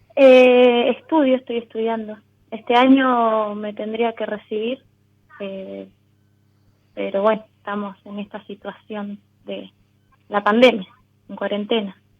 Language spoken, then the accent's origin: Spanish; Neuquén, Argentina; Nací, viví siempre acá